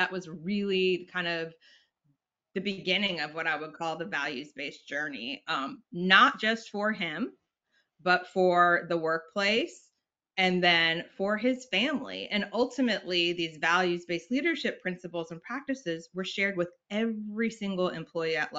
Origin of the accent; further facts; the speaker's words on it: North Carolina, United States; also born or lived in Richmond; I'm from North Carolina